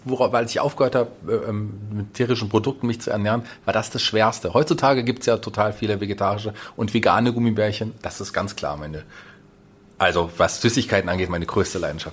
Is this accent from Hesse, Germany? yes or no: yes; Fulda, Hesse, Germany; also born or lived in Berlin; Also ich bin gebürtiger Fuldaer, bin glücklich, in dieser wunderbaren Stadt zu wohnen